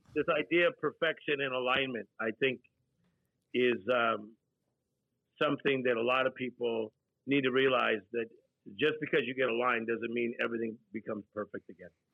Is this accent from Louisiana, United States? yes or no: no; Compton, California, United States; Motown is a sound that I was raised on. So I was born in Compton, California, seven people in a two bedroom apartment